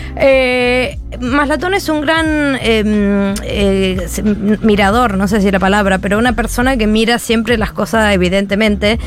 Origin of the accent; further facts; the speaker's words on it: Argentina; moved away; las personas que nos fuimos de Argentina, tenemos que decir que nosotros salimos de Argentina